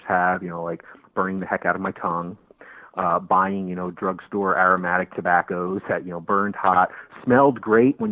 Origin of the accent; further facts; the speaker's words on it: New Jersey, United States; now in St. Petersburg, United States; I'm originally from New Jersey, but I've lived in Florida for the last 17 years